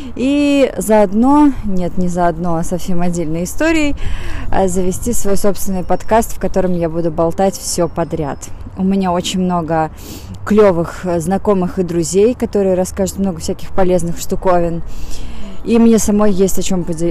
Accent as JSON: {"language": "Russian", "region": "Saint Petersburg", "country": "Russia", "also_born_or_lived": "Moscow", "said": "я из Питера, жила в Москве"}